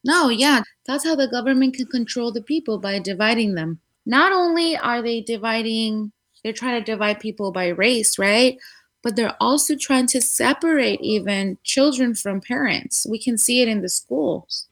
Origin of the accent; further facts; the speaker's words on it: Guadalajara, Jalisco, Mexico; moved away as an adult; now in California, United States; I was born in the beautiful city of Guadalajara in Mexico. Jalisco. Um, yes, exactly. 100% Tapatia